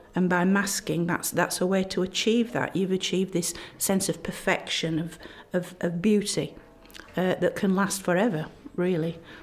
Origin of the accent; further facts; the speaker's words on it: Barnsley, Yorkshire and the Humber, United Kingdom; where I'm from, Yorkshire, and my hometown Barnsley